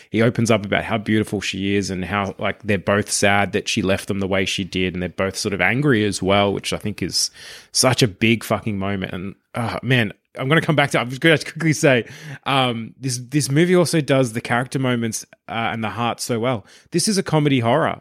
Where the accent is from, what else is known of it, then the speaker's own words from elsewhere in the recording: Australia; as Australians